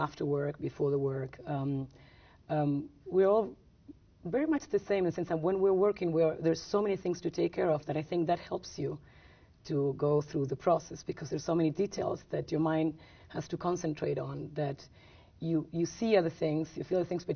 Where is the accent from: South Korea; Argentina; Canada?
Argentina; when I grew up in Argentina under a dictatorship